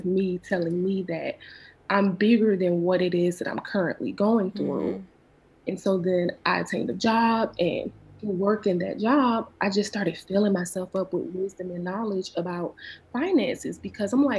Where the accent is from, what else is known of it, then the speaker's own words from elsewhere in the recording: Savannah, Georgia, United States; moved away as an adult; also born or lived in Atlanta, Georgia; I'm originally from Savannah, Georgia. And graduated high school, and I moved to Atlanta.